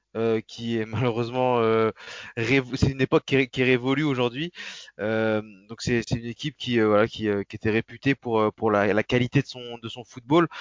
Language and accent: French; Nantes, Pays de la Loire, France; je suis né à Nantes, j'ai toujours vécu à Nantes